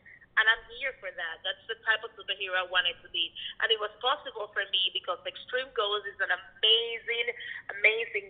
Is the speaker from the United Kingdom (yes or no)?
no; Cuba; now in United States; I was born in Cuba